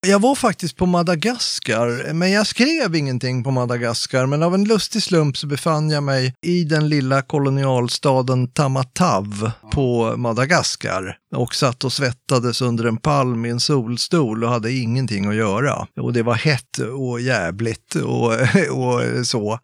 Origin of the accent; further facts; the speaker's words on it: Tyresö, Stockholm County, Sweden; also born or lived in Gävle; jag kommer från Stockholm, eller egentligen är jag född i Gävle, bor i söder om Stockholm, i ett villaområde